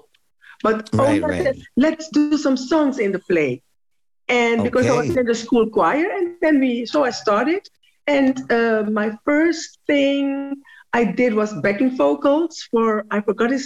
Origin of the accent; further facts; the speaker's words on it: Amsterdam, North Holland, Netherlands; also born or lived in Suriname; I was born in Suriname, came to Holland with my grandmother because I was raised by my grandmother.